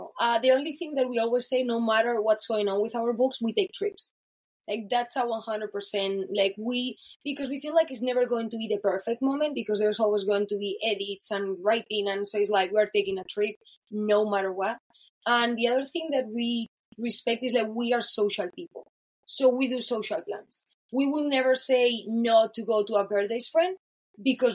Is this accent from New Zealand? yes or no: no; Spain; now in Los Angeles, United States; I'm from Spain